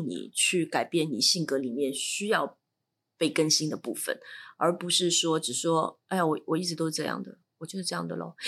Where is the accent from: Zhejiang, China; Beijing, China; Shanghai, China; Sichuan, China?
Shanghai, China; 因为你知道我来自上海